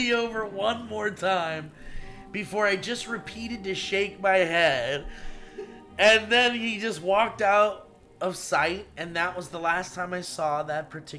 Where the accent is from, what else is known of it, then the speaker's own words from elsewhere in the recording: Rochester, New Hampshire, United States; And we had to go live in a hotel in my hometown of Rochester, New Hampshire.